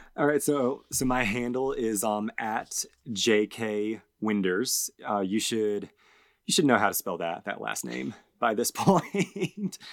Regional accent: Georgia, United States; we, we grew up in Georgia

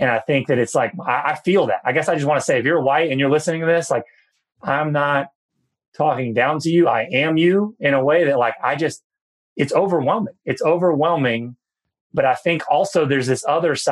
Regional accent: New Bern, North Carolina, United States; I grew up in a town of New Bern, North Carolina

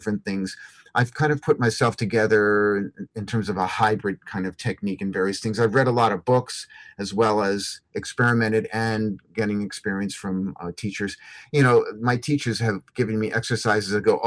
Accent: Philadelphia, Pennsylvania, United States; also born or lived in Wilmington, Delaware; I grew up in the Northeast around Philadelphia, Pennsylvania area, you know, Wilmington, Delaware.

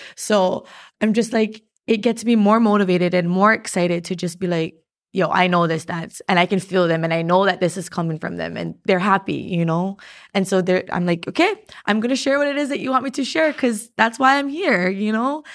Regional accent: Hawaii, United States; as Hawaiian people

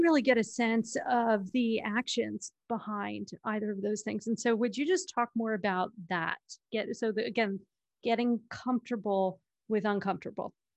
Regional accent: New York, United States; I'm from New York

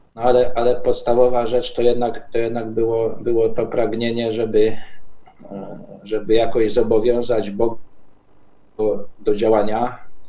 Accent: Podkarpacie, Subcarpathian Voivodeship, Poland; ja jestem z Podkarpacia, czyli z tego można powiedzieć bastionu katolickiego

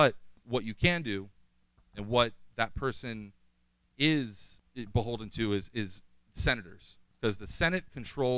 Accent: Bay Shore, New York, United States; I'm born in Bayshore, Long Island

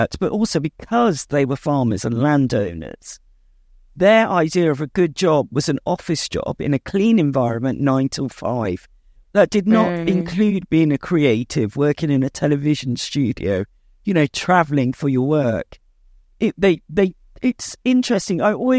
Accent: India; moved away; we're in this country to make a better life, to do better than we could have done in India. You know, I'm from the Seni, you know, caste. And we're farm owners.

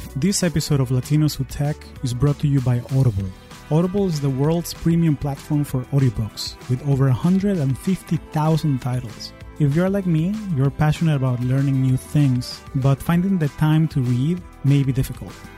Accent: Caracas, Capital District, Venezuela; moved away as an adult; now in United States; I am originally from Caracas, Venezuela, and I've been calling the U S home for the last twenty years

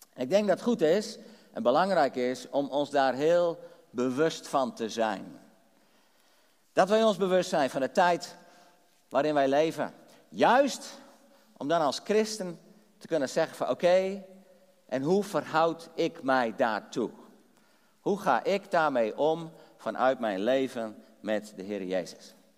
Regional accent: Drachten, Friesland, Netherlands; ik ben geboren getogen in Drachten in Friesland

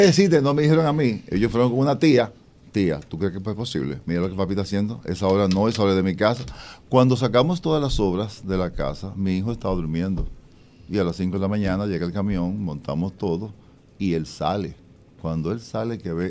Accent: Moca, Espaillat, Dominican Republic; en mi pueblo natal, Moca

